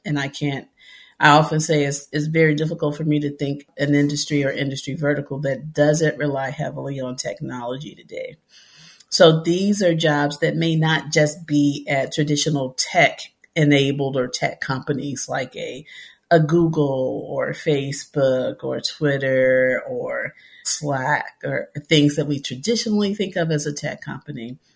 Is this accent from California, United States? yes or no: no; Memphis, Tennessee, United States; growing up in Memphis, Tennessee, in the city